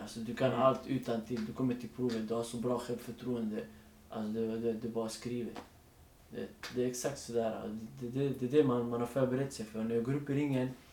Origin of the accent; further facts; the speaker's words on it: Stockholm, Stockholm County, Sweden; jag är född och uppväxt i Rinkeby